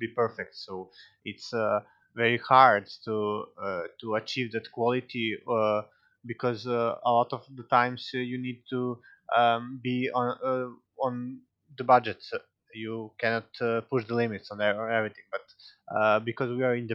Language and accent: English; Serbia; English is a second language; we are from Serbia, we are not a native English speaker